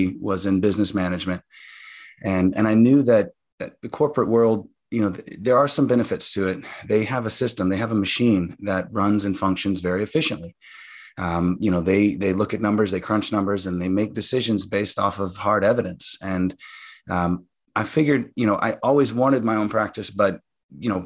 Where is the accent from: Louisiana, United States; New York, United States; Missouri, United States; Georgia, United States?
Louisiana, United States; growing up in Louisiana, we had, you know, good, strong family.